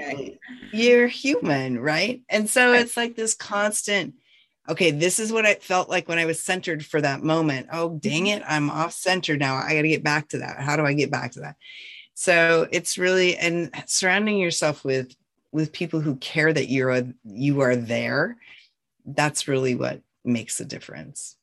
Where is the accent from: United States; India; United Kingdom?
United States; North Central Montana; I was born and raised in North Central Montana on a ranch